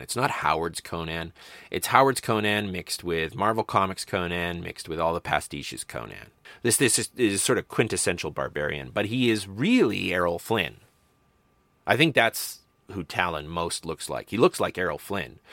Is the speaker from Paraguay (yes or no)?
no; Medicine Hat, Alberta, Canada; I grew up in Medicine Hat, Alberta, which was at one point the video capital of Canada.